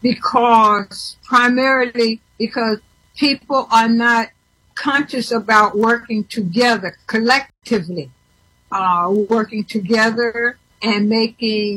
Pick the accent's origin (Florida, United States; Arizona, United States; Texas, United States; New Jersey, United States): Florida, United States; St. Petersburg; moved away as an adult; now in Washington, D.C., United States; being from St. Petersburg, growing up in St. Petersburg